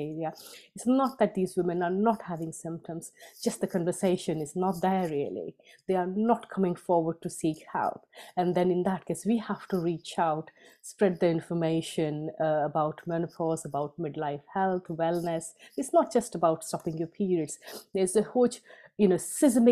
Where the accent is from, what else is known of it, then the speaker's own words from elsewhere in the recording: India; moved away as an adult; now in United Kingdom; I was born and brought up mainly in India. So I moved to UK only when I was 25.